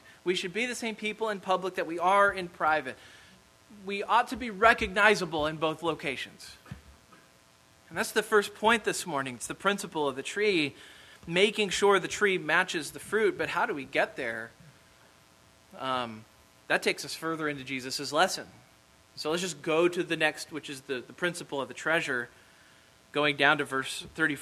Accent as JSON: {"language": "English", "region": "Kansas", "country": "United States", "also_born_or_lived": "Mississippi", "moved": "as an adult", "said": "I'm from Kansas."}